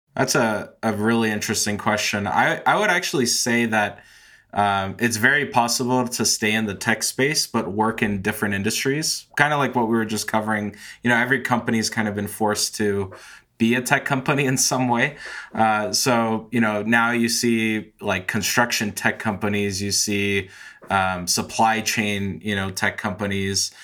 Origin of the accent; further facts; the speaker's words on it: San Francisco, California, United States; moved away as an adult; now in Colorado, United States; I grew up in San Francisco, lived there my whole life until last year when I moved with my wife to Colorado